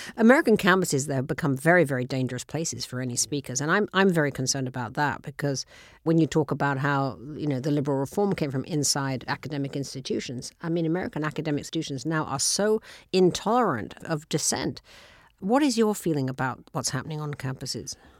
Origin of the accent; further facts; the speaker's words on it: United Kingdom; now in United States; as a British person